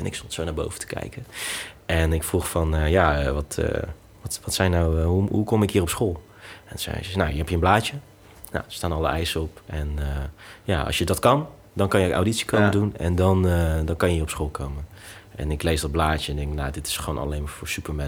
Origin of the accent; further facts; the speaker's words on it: Netherlands; ik ben in Nederland geboren